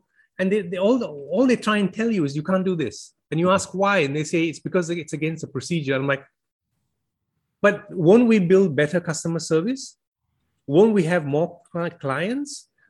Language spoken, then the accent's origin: English; Malaysia; now in United Kingdom; I came from Malaysia where if you don't work, you don't earn, the state doesn't support you.